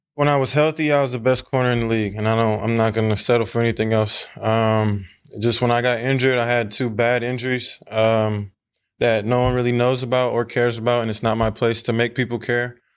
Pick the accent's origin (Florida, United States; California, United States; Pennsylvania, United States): California, United States; Sacramento; now in Seattle, United States; I'm from Sacramento